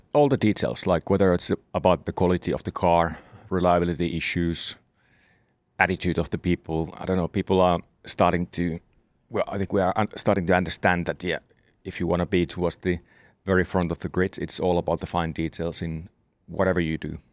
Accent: Southern Finland, Finland; in the south of Finland where I'm from

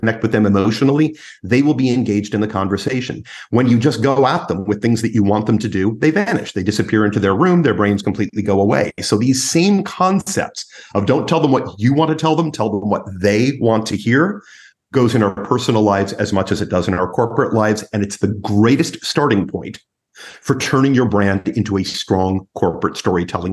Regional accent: United States; as an American trainer and an American coach

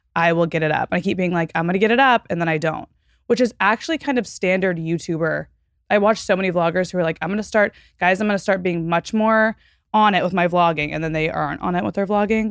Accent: Fort Worth, Texas, United States; moved away; Fort Worth, which is my hometown

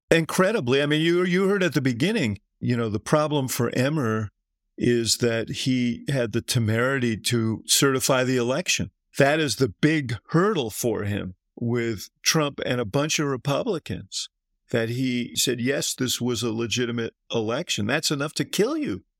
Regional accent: Chicago, Illinois, United States; I'm from Chicago

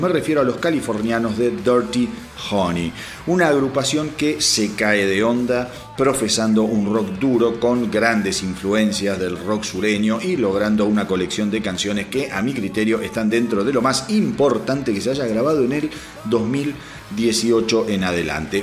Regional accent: Argentina; como argentino

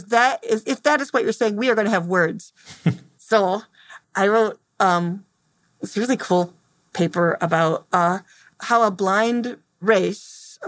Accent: Temperance, Michigan, United States; I'm from Temperance, Michigan.

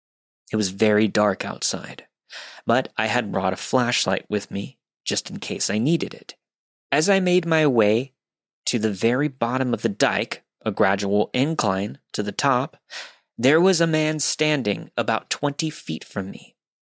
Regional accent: Pennsylvania, United States; This story begins in my small hometown located in the middle of nowhere, Pennsylvania. My hometown consists of about 1,100 people, one traffic light, and an equal number of churches to bars.

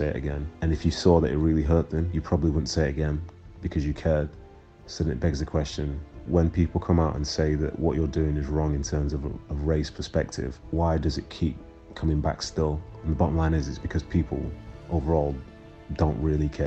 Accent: Manchester, North West England, United Kingdom; also born or lived in Nigeria; being raised in Manchester in the 90s, I did experience a few things. My whole family did, because we came from Nigeria

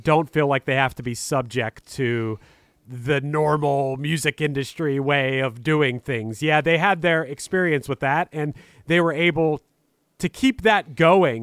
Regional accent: Pittsburgh, Pennsylvania, United States; I'm from Pittsburgh, Pennsylvania, and as far as, like, the local rock music scene when I was growing up

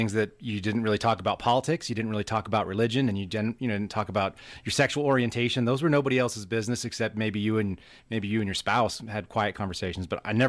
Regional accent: Berkeley, California, United States; born there; I was born in Berkeley, California.

